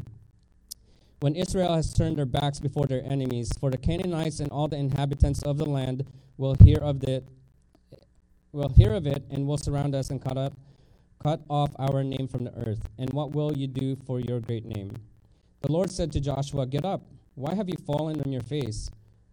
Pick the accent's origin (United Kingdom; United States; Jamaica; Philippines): Philippines; moved away; I grew up in Philippines